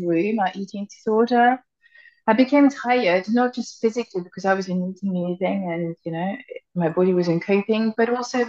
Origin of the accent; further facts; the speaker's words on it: France; now in United Kingdom; I'm French. So I grew up in France.